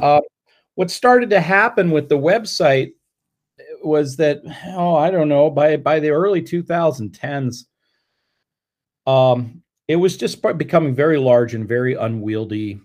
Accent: Colorado, United States; moved away as an adult; also born or lived in Fort Collins, Colorado; now in Ann Arbor, United States; I grew up in Colorado

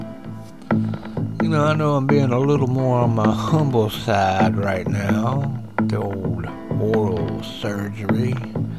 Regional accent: Huntington, West Virginia, United States; I grew up in Guyandotte. That's my little neck of the woods.

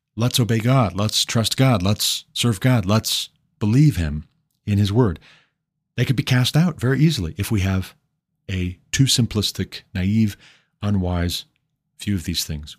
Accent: Montana, United States; my home state, Montana

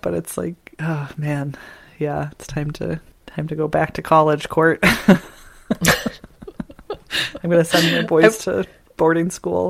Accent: Indiana, United States; moved away as an adult; also born or lived in California / Portland, Oregon; I grew up in Indiana where he was great.

